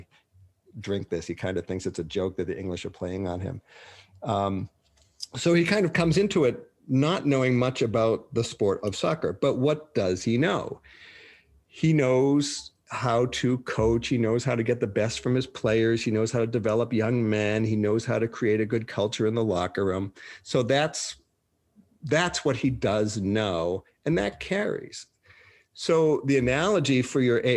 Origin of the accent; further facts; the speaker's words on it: Boston, Massachusetts, United States; moved away; also born or lived in Minnesota; I'm from Boston